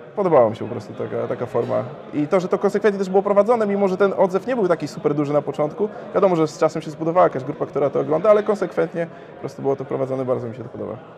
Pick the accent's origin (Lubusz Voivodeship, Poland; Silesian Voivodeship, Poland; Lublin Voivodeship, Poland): Lubusz Voivodeship, Poland; Gorzów Wielkopolski; now in Wrocław, Poland; pochodzę z Gorzowa, ale swoją firmę otworzyłem we Wrocławiu